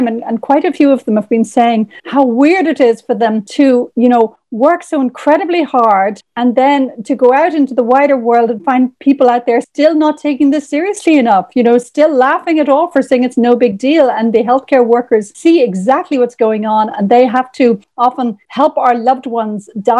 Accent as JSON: {"language": "English", "country": "Ireland", "tie": "born or raised there", "said": "in Ireland, we are on the edge of several cultures. So I grew up on Irish fairy tales"}